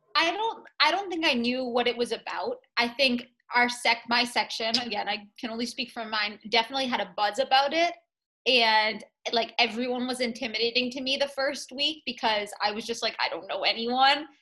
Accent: Middleton, Massachusetts, United States; I'm from Middleton, Massachusetts originally, so the North Shore of mass. I've always been here

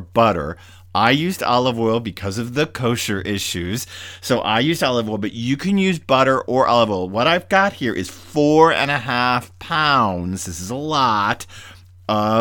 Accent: the South, United States; now in Connecticut, United States; I grew up in the South

